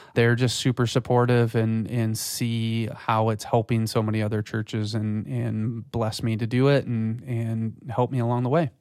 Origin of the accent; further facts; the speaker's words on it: West Michigan, United States; also born or lived in Florida; I grew up in West Michigan, so, um, and, you know, moved away to Florida for school and then came, came back.